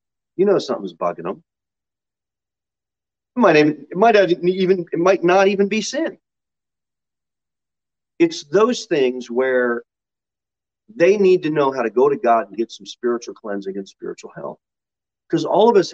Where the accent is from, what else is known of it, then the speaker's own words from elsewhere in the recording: United States; We are Americans, and we are American Christians